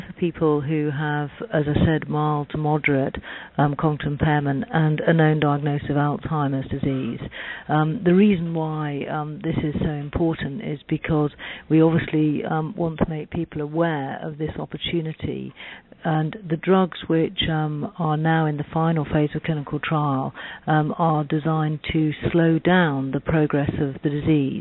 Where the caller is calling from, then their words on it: London, United Kingdom; I'm calling from Recognition Health in London.